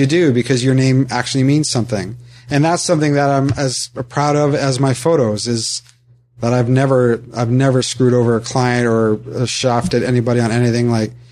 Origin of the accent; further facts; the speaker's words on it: Ottawa, Ontario, Canada; I'm from Ottawa